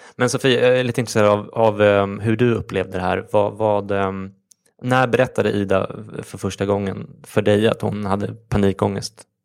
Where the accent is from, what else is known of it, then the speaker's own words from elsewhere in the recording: Stockholm, Stockholm County, Sweden; är uppväxt i Stockholm